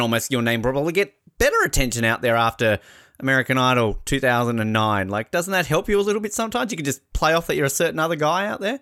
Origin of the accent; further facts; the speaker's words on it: Australia; as an Australian